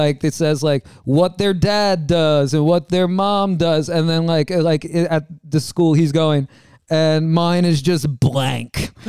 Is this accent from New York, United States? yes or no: yes; New York City, New York, United States; now in Manhattan, United States; I'm from Queens.